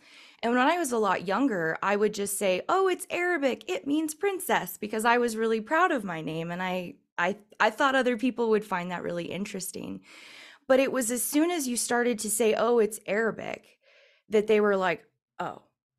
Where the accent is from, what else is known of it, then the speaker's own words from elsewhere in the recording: San Francisco, California, United States; I was growing up in the San Francisco area for a time when I was a lot younger.